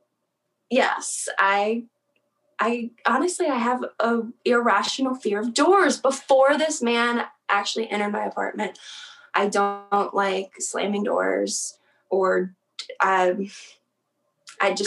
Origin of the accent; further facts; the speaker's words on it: South Central Pennsylvania, United States; I was raised in South Central Pennsylvania.